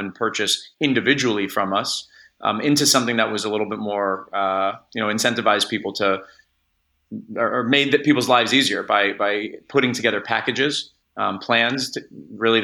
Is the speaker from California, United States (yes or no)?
yes; Los Angeles, California, United States; I'm from Los Angeles. My family's still here.